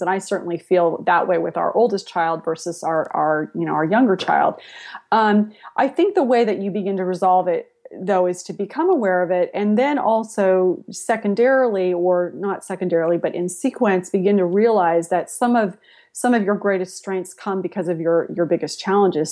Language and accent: English; San Jose, California, United States; also born or lived in Spain / Latin America; I grew up in San Jose before it was Silicon Valley